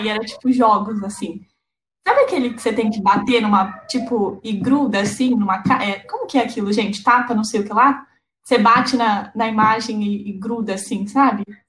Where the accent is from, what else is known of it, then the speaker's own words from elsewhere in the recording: Lençóis Paulista, São Paulo, Brazil; moved away as an adult; now in Santos, Brazil; eu sou de Lençóis Paulista, interior de São Paulo, fica perto de Bauru.